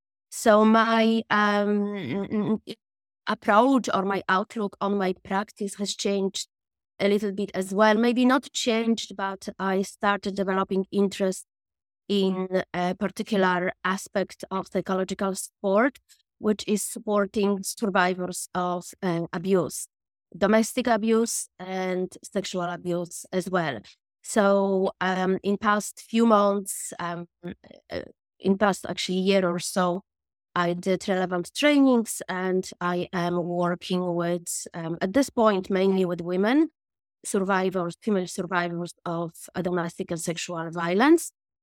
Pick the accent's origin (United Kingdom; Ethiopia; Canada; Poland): Poland; moved away as an adult; also born or lived in Dublin, Ireland; now in Cork, Ireland; I am from Poland originally, and after I graduated from my university, me and my friends, we just had the spontaneous decision just to, you know, to Ireland